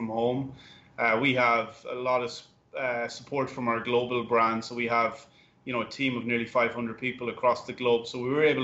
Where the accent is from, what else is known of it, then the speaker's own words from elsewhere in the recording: Ireland; now in United States; I'm Irish.